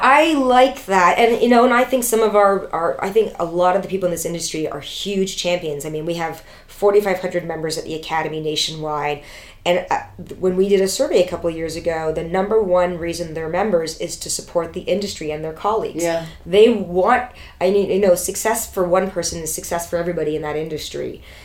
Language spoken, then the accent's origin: English; Toronto, Ontario, Canada; I grew up in Toronto.